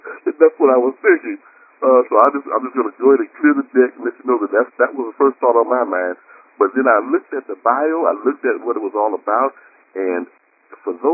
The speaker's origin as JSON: {"language": "English", "town": "Miami", "region": "Florida", "country": "United States", "tie": "born or raised there", "said": "I'm a Miami native. I'm born and raised in Miami"}